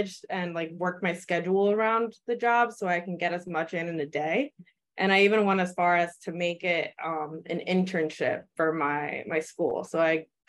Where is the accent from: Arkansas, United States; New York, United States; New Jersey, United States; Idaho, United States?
New Jersey, United States; also born or lived in Peru; I come from Peru. I immigrated here when I was 3 to New Jersey, and I've been a Jersey girl ever since